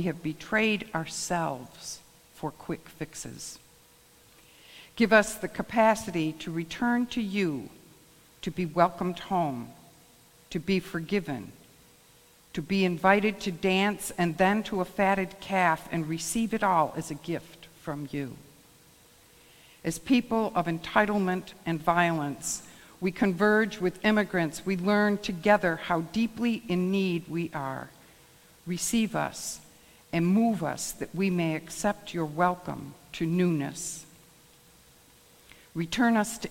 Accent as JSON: {"language": "English", "town": "Rome", "region": "New York", "country": "United States", "tie": "born or raised there", "said": "I grew up in the Rome community."}